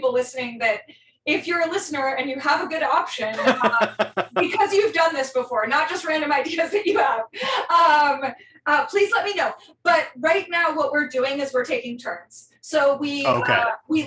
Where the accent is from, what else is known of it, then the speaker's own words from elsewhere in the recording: Northern California, United States; I grew up in Northern California